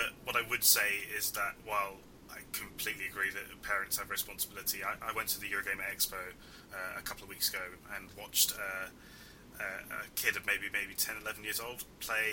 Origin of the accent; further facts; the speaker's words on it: United Kingdom; also born or lived in Iraq; speaking as a British Iraqi